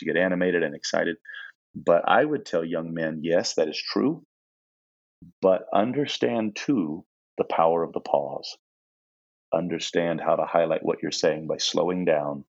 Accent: Indiana, United States; moved away as an adult; I was from Indiana

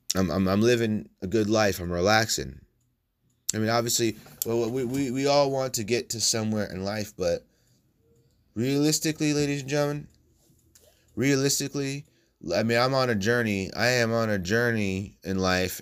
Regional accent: United States; I'm from the United States.

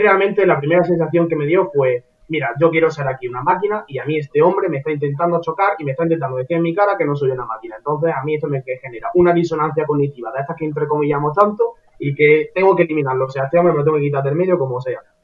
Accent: Córdoba, Andalusia, Spain; todos somos de Andalucía, yo soy de Córdoba

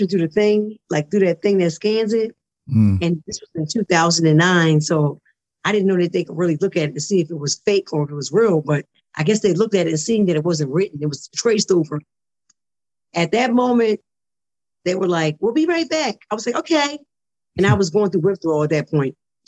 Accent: Philadelphia, Pennsylvania, United States; moved away as an adult; also born or lived in Detroit / Bristol, Pennsylvania; now in New Jersey, United States; I was born in Detroit, grew up in Philadelphia and moved to Bristol, Pennsylvania, then back to Philadelphia. So I'm a PA girl, really a Philly girl, because Philly raised me

